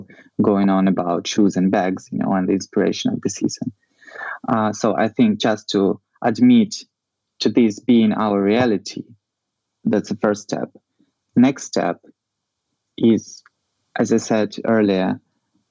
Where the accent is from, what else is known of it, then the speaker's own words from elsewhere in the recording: Ukraine; Ukraine, in geographical sense, you know, we are in this, in the heart of Europe